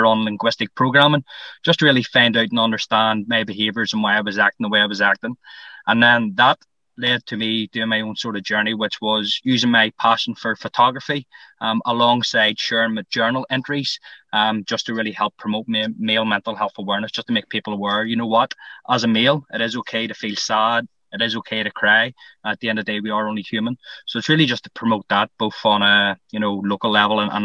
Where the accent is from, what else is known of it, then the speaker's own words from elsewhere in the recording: Lisburn, Northern Ireland, United Kingdom; I'm from Lisburn